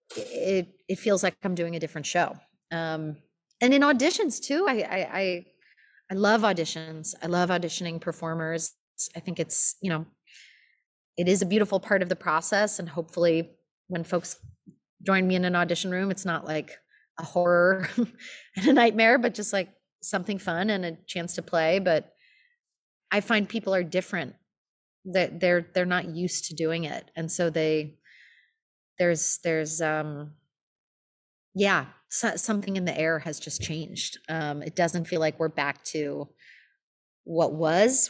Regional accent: Los Angeles, California, United States; moved away as an adult; now in New York, United States; I'm from Los Angeles. Um, I grew up in L A, and I lived there till I was eighteen

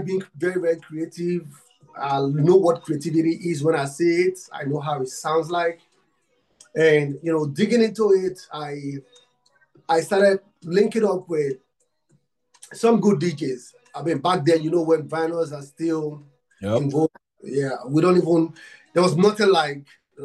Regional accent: Nigeria; I'm from Africa, Nigeria. I'm from Nigeria

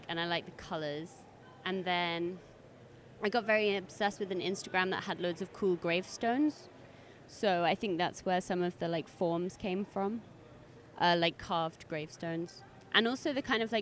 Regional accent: London, United Kingdom; growing up in London, I went to so many different museums

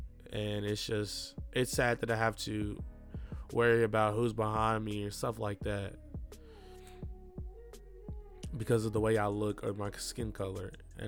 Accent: Milan, Lombardy, Italy; especially growing up in Milan.

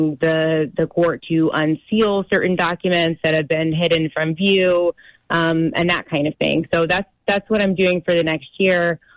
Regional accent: Georgia, United States; I'm from Georgia

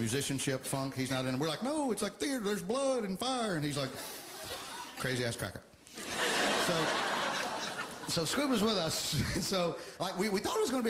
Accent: Alabama, United States; moved away

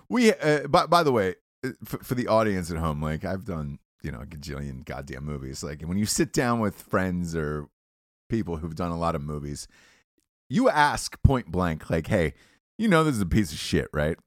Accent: Atlanta, Georgia, United States; I'm from Atlanta.

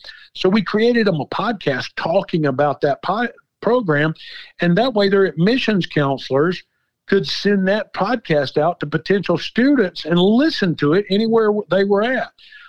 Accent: Smyrna, Georgia, United States; imagine growing up in Smyrna, Georgia, and there's 179 people in your graduating class.

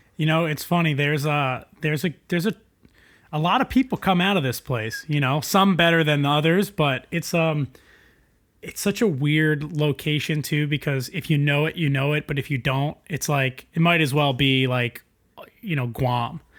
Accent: East Rockaway, New York, United States; I grew up on East Rockaway on the South Shore.

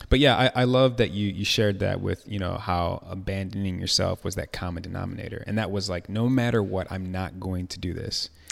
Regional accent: Chicago, Illinois, United States; moved away; also born or lived in Atlanta

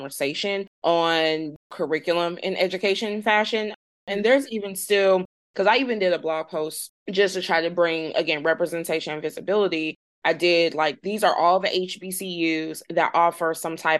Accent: St. Louis, Missouri, United States; I'm in St. Louis or that I'm from St. Louis

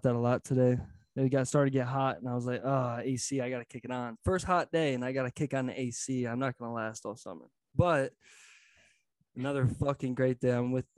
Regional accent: Ohio, United States

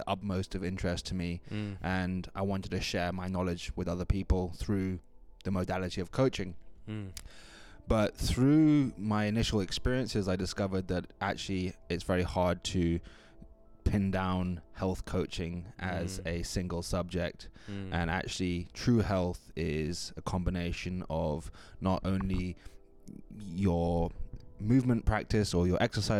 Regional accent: Kenya; now in Vancouver Island, Canada; I'm originally from Kenya, and I found myself here on Vancouver Island somewhat by chance earlier on this year

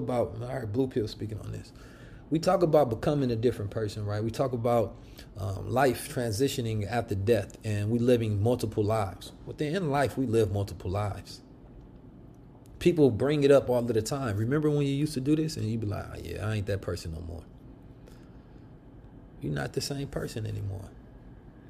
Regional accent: Oakland, California, United States; The street Muslims I grew up with in Oakland, California

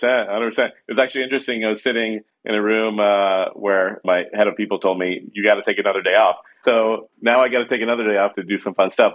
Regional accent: Lincoln, Nebraska, United States; also born or lived in New York; now in San Francisco, United States; we grew up in Nebraska

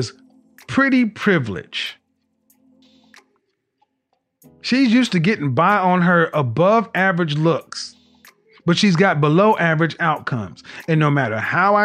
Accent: Oklahoma, United States; I'm from Oklahoma, ma'am. I'm from the Midwest, too

